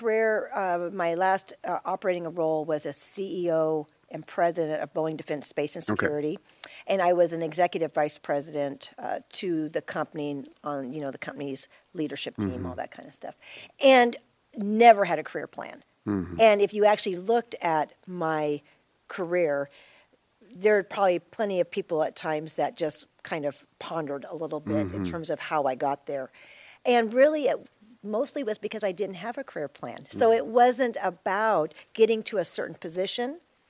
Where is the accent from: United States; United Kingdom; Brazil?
United States; Florida; born there; I was born in Florida on the Space Coast during the Apollo programs. And then we moved all over